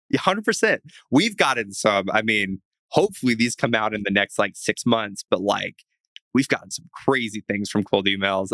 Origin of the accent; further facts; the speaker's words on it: the South, United States; I grew up like in the South, pretty religious, grew up homeschooled